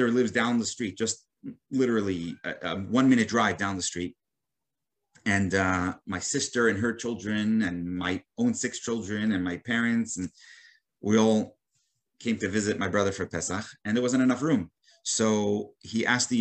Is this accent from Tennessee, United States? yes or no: no; New York City, New York, United States; as a boy, I grew up in Brooklyn, New York